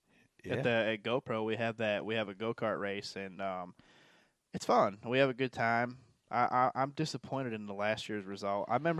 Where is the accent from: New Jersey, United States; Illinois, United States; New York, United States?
New York, United States; I'm from New York.